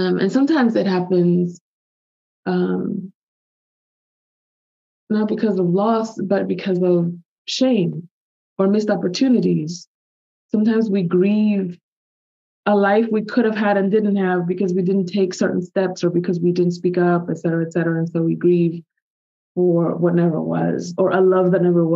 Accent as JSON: {"language": "English", "country": "Dominican Republic", "also_born_or_lived": "United States", "moved": "yes", "said": "my home country, Giovanni, Dominican Republic"}